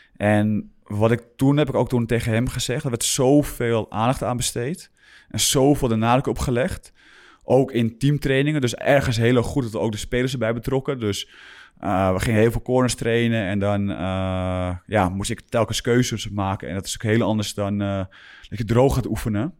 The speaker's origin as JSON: {"language": "Dutch", "town": "Grootschermer", "region": "North Holland", "country": "Netherlands", "tie": "born or raised there", "also_born_or_lived": "Alkmaar / Utrecht", "moved": "yes", "said": "ik ben begonnen bij, bij GSV, niet, niet vergeten, in Groot Schermer"}